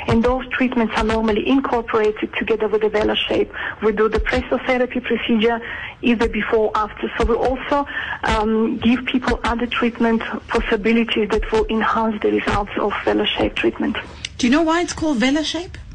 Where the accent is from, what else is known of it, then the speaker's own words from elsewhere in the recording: Georgia; English is a second language; now in South Africa; Yes, I'm originally from Georgia, but um, I have been living in South Africa for 20